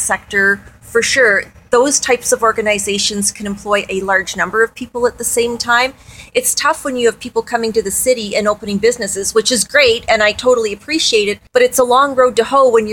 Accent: Kingston, Ontario, Canada; moved away as an adult; now in Peterborough, Canada; I've been in Peterborough for 25 years. I'm from Kingston originally.

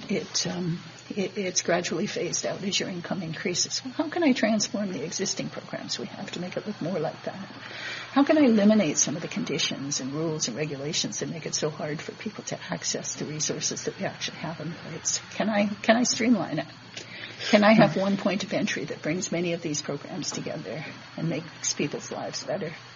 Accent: Manitoba, Canada; My province, I'm from Manitoba

